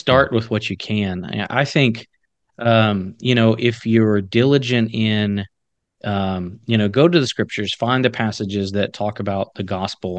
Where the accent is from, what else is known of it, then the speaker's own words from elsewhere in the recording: the South, United States; I grew up in the South